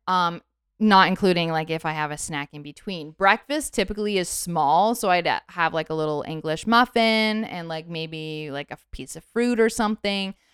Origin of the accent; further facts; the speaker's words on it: Canada; I'm born and raised in Canada